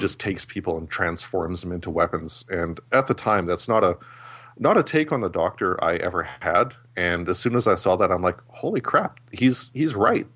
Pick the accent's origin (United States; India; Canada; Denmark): Canada; I'm Canadian